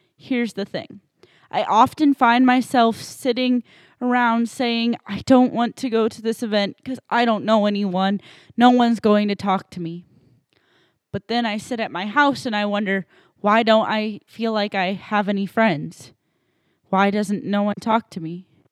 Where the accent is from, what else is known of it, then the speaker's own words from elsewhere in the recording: New Hampshire, United States; moved away as an adult; also born or lived in Saint Louis, Missouri; now in Illinois, United States; I grew up in New Hampshire for eighteen years